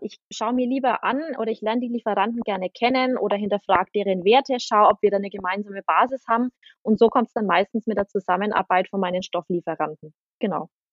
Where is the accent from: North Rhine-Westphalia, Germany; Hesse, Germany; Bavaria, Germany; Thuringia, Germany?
Bavaria, Germany; Aurach; Ich komme aus Aurach, das ist in der Nähe von Ansbach